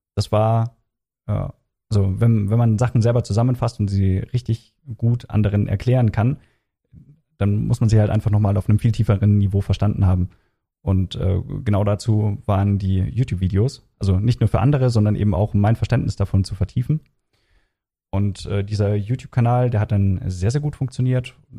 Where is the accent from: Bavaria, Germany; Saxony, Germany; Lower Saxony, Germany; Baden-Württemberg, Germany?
Bavaria, Germany; Regensburg; moved away as an adult; also born or lived in Kiel; now in Frankfurt, Germany; ich komme ursprünglich aus Regensburg